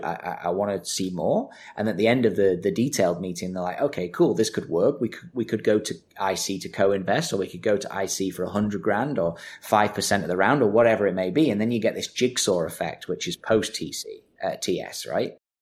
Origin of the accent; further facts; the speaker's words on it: Manchester, North West England, United Kingdom; I'm from Manchester